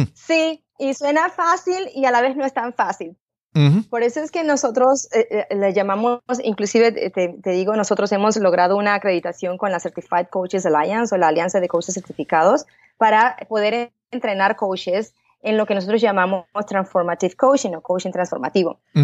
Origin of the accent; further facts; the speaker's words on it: Panama; moved away as an adult; now in United States; yo pues de chiquita nací allá en Panamá, eh, de una manera bien humilde